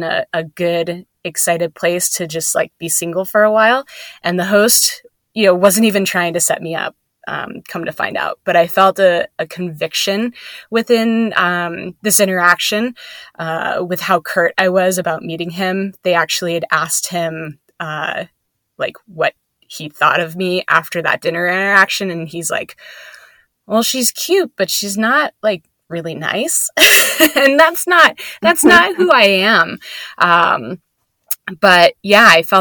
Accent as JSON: {"language": "English", "region": "northeastern Pennsylvania", "country": "United States", "moved": "yes", "said": "I am from northeastern Pennsylvania"}